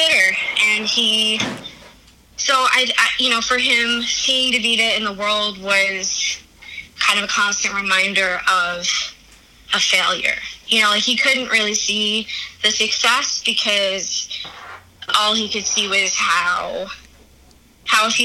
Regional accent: Valley Stream, New York, United States; I grew up in Valley Stream in the house that my dad grew up

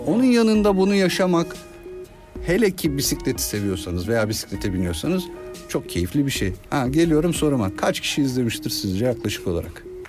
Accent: Ankara, Turkey; ortaokul lise dönemi ben Ankaralıyım. Ankara'da yıllarca hafta sonları maça gittim.

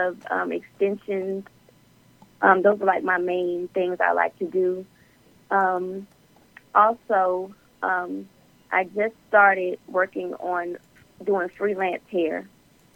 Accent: Myrtle Beach, South Carolina, United States; now in Atlanta, United States; I'm located now in Atlanta, Georgia, downtown. I'm from Myrtle Beach, South Carolina

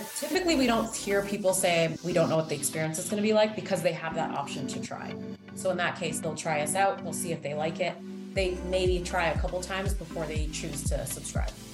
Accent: Toronto, Ontario, Canada; moved away as an adult; now in Chicago, United States; So I was born and raised in Toronto, Canada

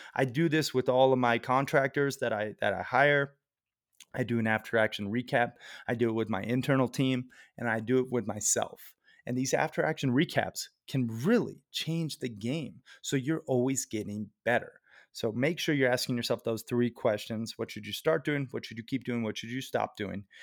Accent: Red Lodge, Montana, United States; My hometown of Red Lodge

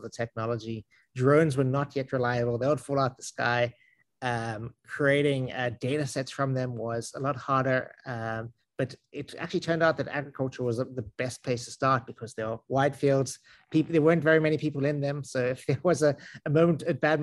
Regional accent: South Africa; accent: South African; also born or lived in San Francisco, United States; now in Westfield, United States; accent is I'm South African, but I lived around the United States a bit

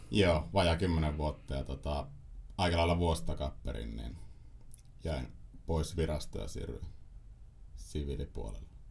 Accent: Ostrobothnia, Finland; mä oon Pohjanmaalta, Pohjanmaalta kotoisin

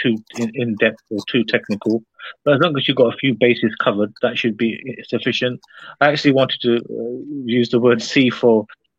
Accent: London, United Kingdom; I'm from London. I'm from London

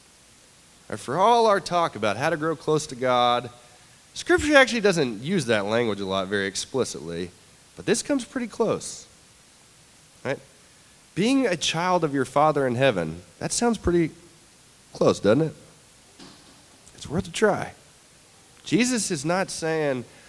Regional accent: the South, United States; as a Southerner

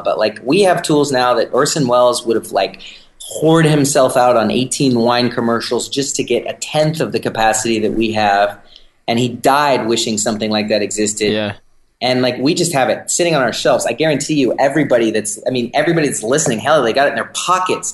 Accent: San Francisco, California, United States; I'm from San Francisco

